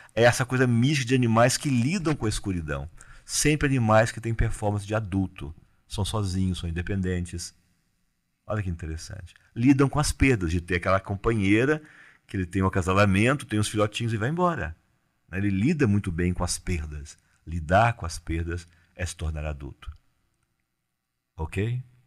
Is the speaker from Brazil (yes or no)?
yes; Cerrado, Brazil; eu sou do Cerrado